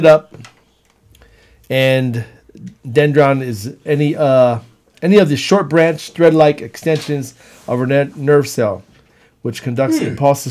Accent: Cleveland, Ohio, United States; I'm from Cleveland.

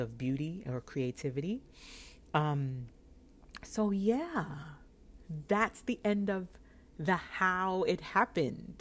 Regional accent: New York, United States; I'm from New York

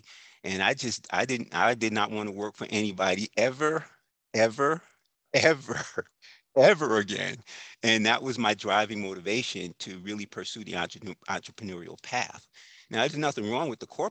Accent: New York, United States; now in Tampa Bay Area, United States; I grew up in New York

